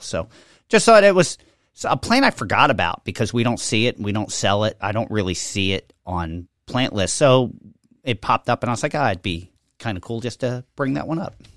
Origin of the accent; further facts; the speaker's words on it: Levittown, United States; growing up in Levittown, every tree in my development had a fruit tree planted on it